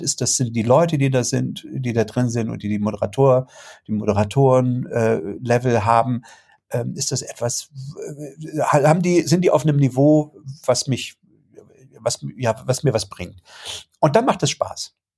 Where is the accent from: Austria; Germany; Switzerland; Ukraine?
Germany; bei uns in Deutschland